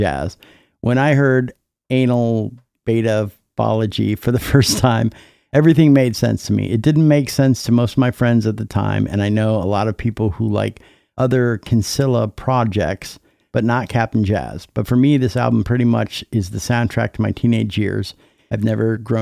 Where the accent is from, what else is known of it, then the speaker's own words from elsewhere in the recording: Minnesota, United States; moved away; also born or lived in Iowa; I'm from Minnesota. I moved to Iowa.